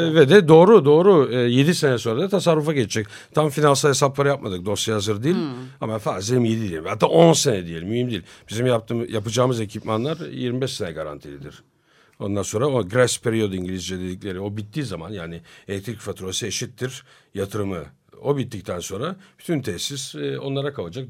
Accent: Turkey; biz Türk'üz, biz burada çalışıyoruz.

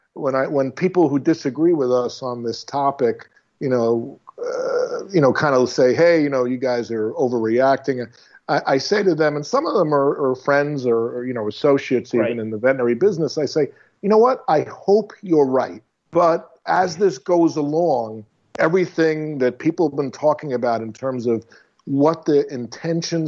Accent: Long Island, New York, United States; now in Florida, United States; I grew up in Long Island

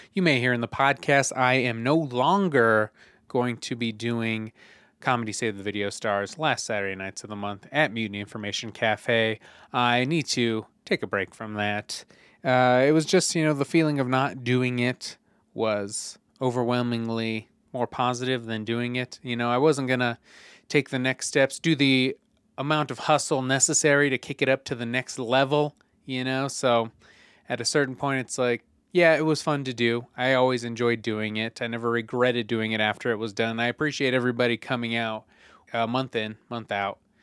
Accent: Greeley, Colorado, United States; We grew up in Greeley

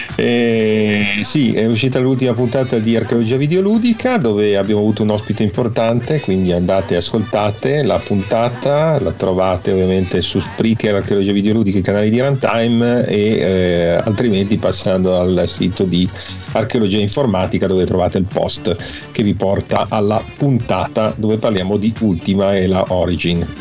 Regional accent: province of Milan, Lombardy, Italy; la provincia di Milano che era così, dove abitavo io

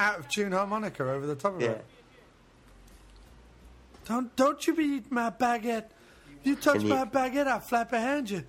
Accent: Detroit, Michigan, United States; I don't know why I'm doing this accent. I'm from Detroit.

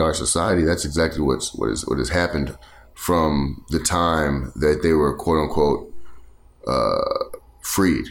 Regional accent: the South, Texas, United States; we're from the South

